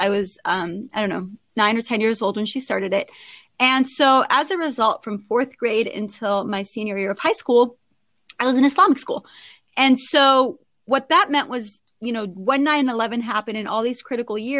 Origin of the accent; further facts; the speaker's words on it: Southern California, United States; I was born in Southern California, as I noted, one of six as an Iraqi American. And I grew up with a very, very, very strong Muslim lead mother